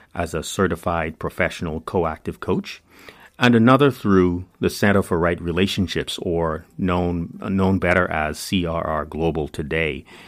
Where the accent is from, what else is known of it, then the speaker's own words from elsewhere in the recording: Bahamas; moved away as an adult; now in United States; I'm from the Bahamas, known officially as the Commonwealth of the Bahamas